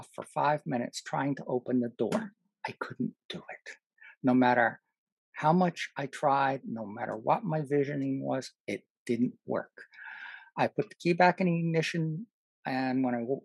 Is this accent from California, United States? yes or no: no; New York, United States; I grew up in New York. When I was even in college in New York